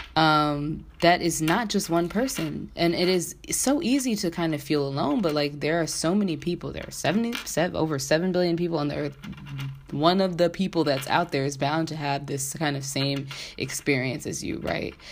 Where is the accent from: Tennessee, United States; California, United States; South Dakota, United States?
California, United States; San Diego; moved away as an adult; now in Washington, D.C., United States; I'm originally from San Diego, California. Um, and I moved to the DC metro area back in 2012 to go to Howard University